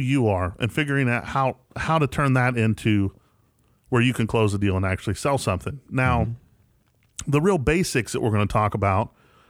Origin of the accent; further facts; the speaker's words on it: West Virginia, United States; now in Jackson, United States; I'm from West Virginia, right, and I'm here in Jackson, Tennessee.